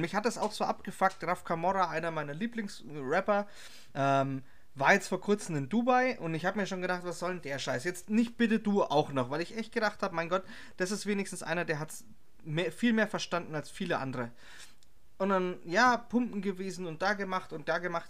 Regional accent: Herzogenaurach, Bavaria, Germany; Ich als Herzogenauracher

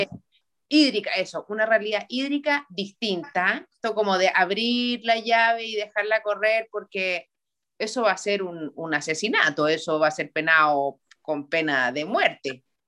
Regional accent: Santiago, Santiago Metropolitan Region, Chile; also born or lived in Iquique; nosotros como santiaguinos sí nos conocemos los barrios

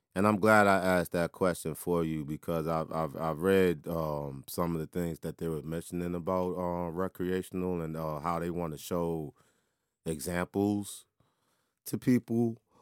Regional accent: Washington, District of Columbia, United States; inside my hometown

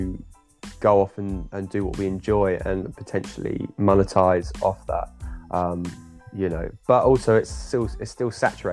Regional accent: England, United Kingdom; as an English British guy

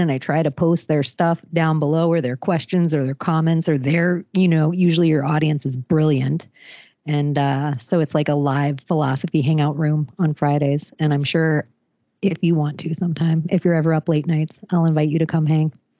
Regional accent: Palm Beach, Florida, United States; I'm from Florida. I'm from Palm Beach

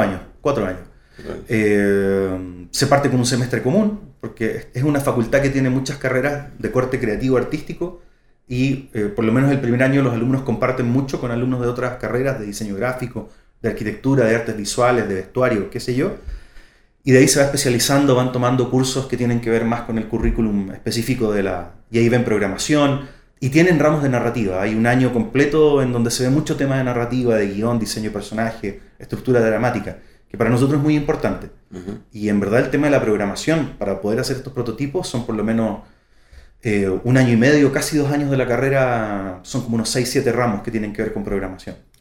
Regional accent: Santiago, Santiago Metropolitan Region, Chile; vengo de Santiago de Chile, soy de Santiago.

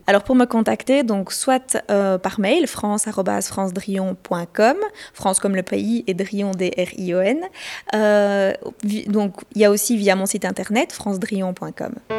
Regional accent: Belgium; chez nous en Belgique

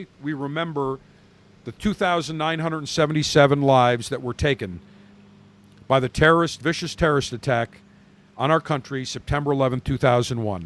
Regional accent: Buffalo, New York, United States; now in Tampa, United States; I am from Buffalo

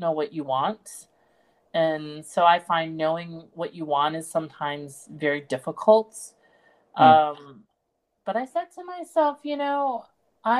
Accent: East Coast, United States; moved away as an adult; also born or lived in London; I grew up in America and I'm American, and I grew up in major, you know, East Coast cities

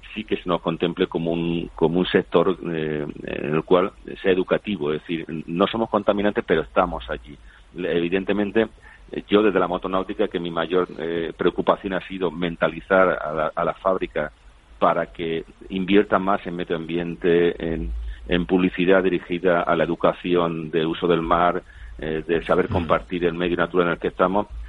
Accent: San Javier, Region of Murcia, Spain; soy de San Javier, del Mar Menor, de Murcia

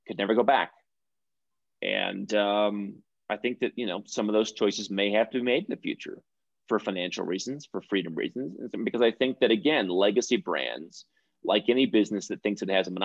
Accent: United States; moved away; me as an American

